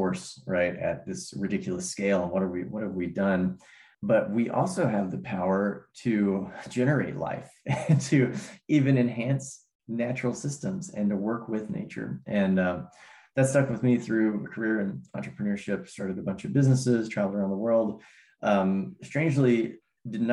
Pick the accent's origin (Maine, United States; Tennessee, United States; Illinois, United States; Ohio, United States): Tennessee, United States; Cumberland Plateau; also born or lived in Bay Area, California; When I was 5 years old, my family moved to this little rural plot in the Cumberland Plateau in the middle of Tennessee. And it's funny, I was born outside the Bay Area in California, but my family's from Tennessee